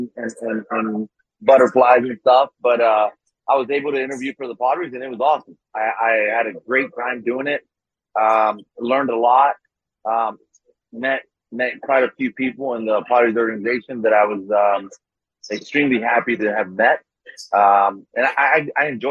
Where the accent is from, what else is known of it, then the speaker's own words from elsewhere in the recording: Tijuana, Baja California, Mexico; also born or lived in National City, California, United States / Chula Vista, California, United States; I was born in Tijuana, grew up on both sides of the border, really, between National City, Chula Vista, and Tijuana.